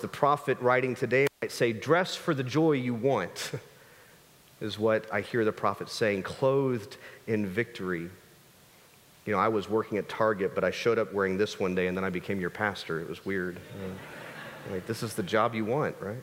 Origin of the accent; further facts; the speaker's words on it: United States; As an American people